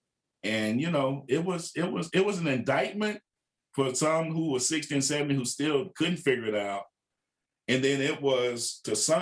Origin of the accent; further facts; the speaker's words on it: Waxahachie, Texas, United States; moved away as an adult; now in Kansas City, United States; Now I'm from Waxahachie. I'm pastoring in my hometown where I grew up